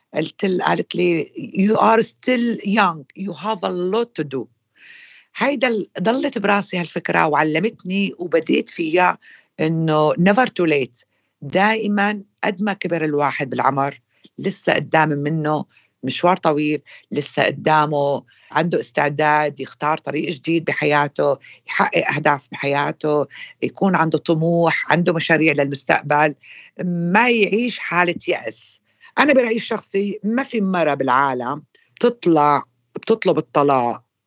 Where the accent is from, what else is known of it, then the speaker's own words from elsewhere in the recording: Syria; moved away as an adult; now in London, United Kingdom; اني انا سوريه